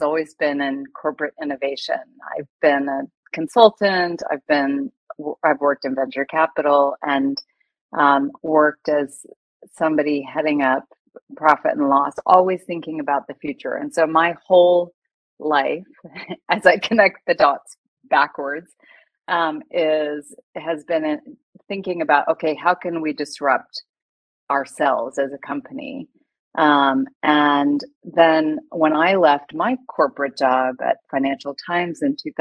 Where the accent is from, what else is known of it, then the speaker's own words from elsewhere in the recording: United States; moved away as an adult; now in Hong Kong; I've lived in Hong Kong for 2 decades, but I'm originally American